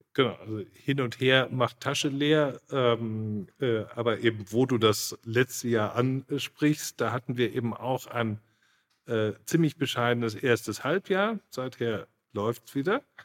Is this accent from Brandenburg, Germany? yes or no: no; Munich, Bavaria, Germany; ich bin im Münchner Norden geboren mhm. und aufgewachsen